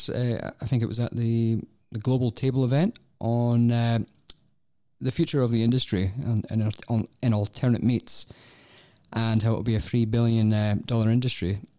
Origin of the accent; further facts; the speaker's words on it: Scotland, United Kingdom; now in Australia; as a Scotsman